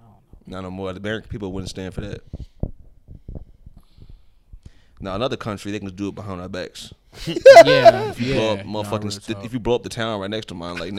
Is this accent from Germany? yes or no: no; Poland; Motherfucker, I'm from Poland.